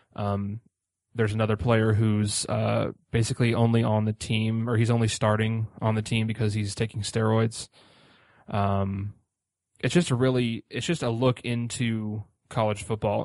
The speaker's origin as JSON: {"language": "English", "town": "Indianapolis", "region": "Indiana", "country": "United States", "said": "I'm also from Indianapolis"}